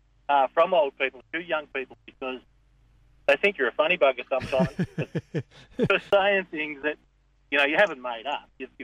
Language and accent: English; the Mallee, near Birchip, Victoria, Australia; when I was growing up, I actually grew up at a town called Nullarbor, which... about 20 miles from Birchip.